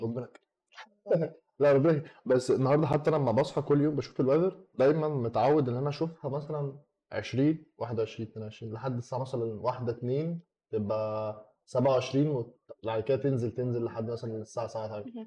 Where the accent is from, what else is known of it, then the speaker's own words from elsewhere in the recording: Egypt; راجع مصر